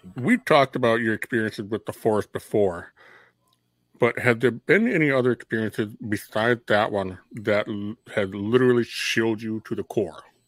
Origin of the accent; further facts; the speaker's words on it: Minnesota, United States; we grew up in Minnesota.